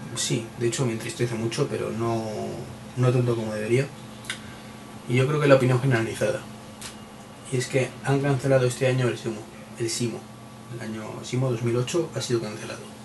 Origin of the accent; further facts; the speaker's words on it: Madrid, Community of Madrid, Spain; soy de Madrid